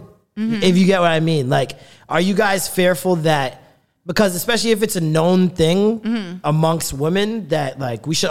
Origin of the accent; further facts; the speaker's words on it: Jamaica; I'm Jamaican, I'm trying to put that extra syllable on it